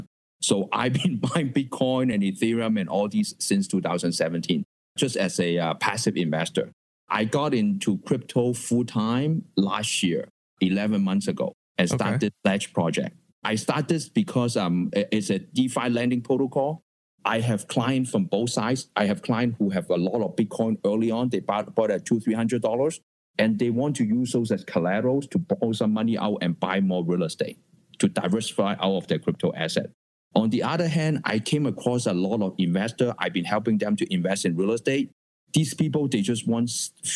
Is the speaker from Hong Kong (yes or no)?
yes; Hong Kong; moved away; I was born in Hong Kong